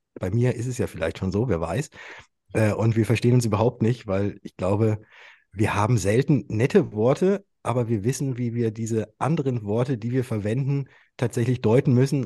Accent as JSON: {"language": "German", "town": "Würzburg", "region": "Bavaria", "country": "Germany", "said": "ich komme aus Würzburg"}